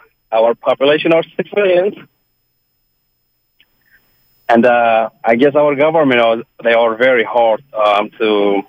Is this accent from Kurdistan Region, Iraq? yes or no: yes; Kurdistan Region, Iraq; So I have a suggestion. I'm a Kurdish. I'm from Iraqi side.